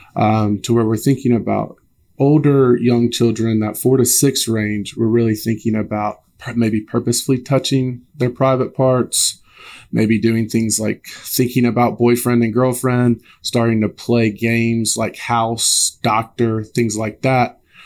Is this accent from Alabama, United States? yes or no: yes; Alabama, United States; I'm originally from Alabama